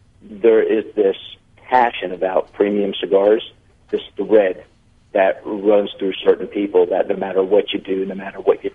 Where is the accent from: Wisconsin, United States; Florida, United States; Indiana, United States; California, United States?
Florida, United States; born and raised in Florida